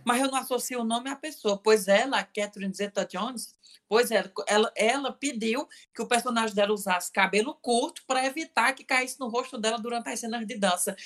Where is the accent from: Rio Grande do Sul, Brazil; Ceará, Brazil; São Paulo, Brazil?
Ceará, Brazil; Cariri; moved away; eu venho do, do Cariri